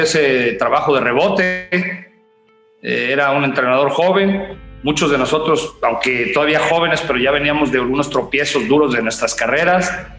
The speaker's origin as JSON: {"language": "Spanish", "town": "Teocuitatlán de Corona", "region": "Jalisco", "country": "Mexico", "tie": "born or raised there", "said": "de mi pueblo natal, Teocuitatlán, a Guadalajara, estamos a una hora"}